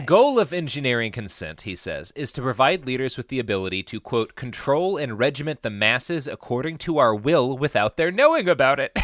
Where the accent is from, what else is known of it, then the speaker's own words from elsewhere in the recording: Plano, Texas, United States; I grew up in Plano, Texas